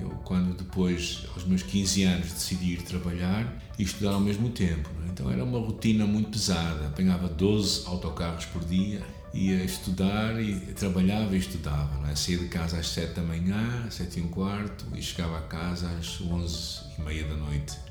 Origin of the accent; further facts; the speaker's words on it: Porto, Norte, Portugal; also born or lived in Lisbon; eu nasci aqui no Porto e vivi sempre aqui até a altura em que, já jovem, saí até Lisboa durante três anos para estudar a Bíblia. Mas os meus episódios todos de infância foram aqui no Porto